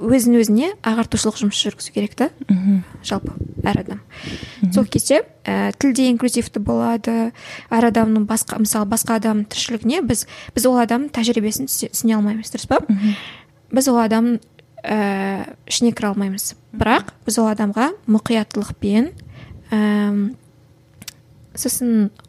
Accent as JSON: {"language": "Kazakh", "country": "Kazakhstan"}